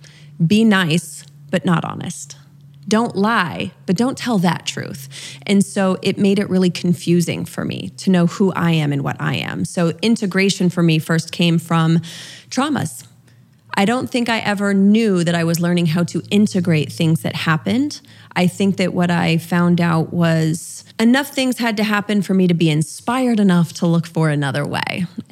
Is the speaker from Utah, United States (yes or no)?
yes; Utah, United States; I grew up LDS in Utah, so Mormon, for those that aren't familiar with LDS. Very conservative. My father was a bishop.